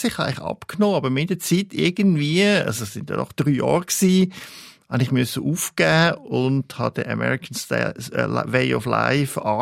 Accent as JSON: {"language": "German", "country": "Italy", "said": "so als Italiener muss man schon sagen, gibt es ja nur italienisches Essen."}